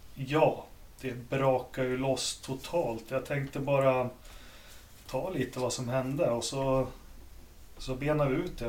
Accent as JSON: {"language": "Swedish", "country": "Sweden", "said": "jag som svensk racingfans"}